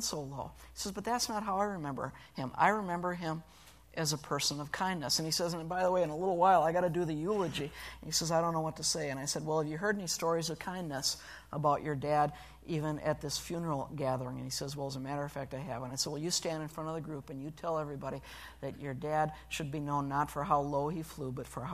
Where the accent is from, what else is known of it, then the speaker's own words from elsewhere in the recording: Sturgeon Bay, Wisconsin, United States; moved away; Sturgeon Bay, my hometown